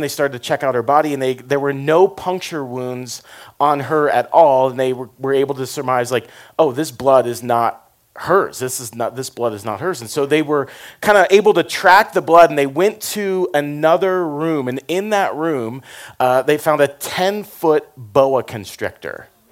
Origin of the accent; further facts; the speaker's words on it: Florida, United States; I grew up in Florida